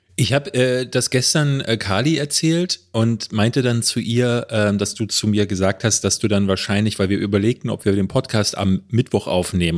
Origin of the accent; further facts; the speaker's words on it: Berlin, Germany; hier in Berlin-Marzahn, wo ich groß geworden bin